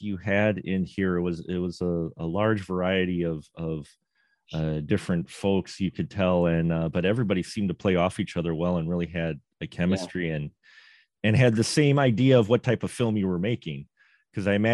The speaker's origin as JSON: {"language": "English", "town": "Milwaukee", "region": "Wisconsin", "country": "United States", "tie": "born or raised there", "said": "I grew up in Milwaukee, the big city"}